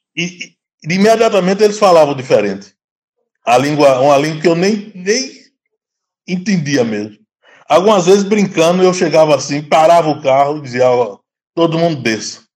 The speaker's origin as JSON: {"language": "Portuguese", "town": "Juazeiro", "region": "Bahia", "country": "Brazil", "moved": "as an adult", "lives_now": "Gambia", "said": "eu sou da, da Bahia, Juazeiro. Hã? me formei em, em Juazeiro mesmo"}